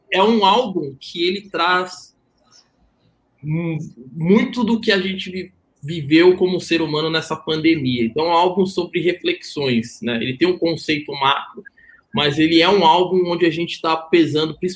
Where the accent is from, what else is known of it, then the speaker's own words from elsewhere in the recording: Salvador, Bahia, Brazil; Eu sou de Salvador, né?